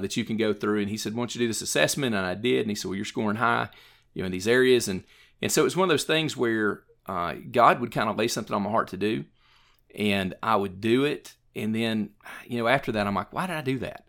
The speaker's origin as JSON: {"language": "English", "town": "Morristown", "region": "Tennessee", "country": "United States", "tie": "born or raised there", "also_born_or_lived": "Jefferson City, Tennessee", "said": "I grew up in Morristown and went through the Morristown school system"}